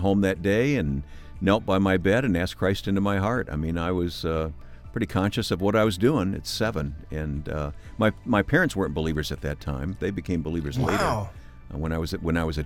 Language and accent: English; Michigan, United States; I grew up in Michigan